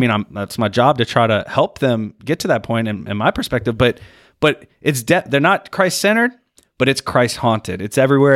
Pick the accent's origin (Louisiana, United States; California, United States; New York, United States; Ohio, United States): Louisiana, United States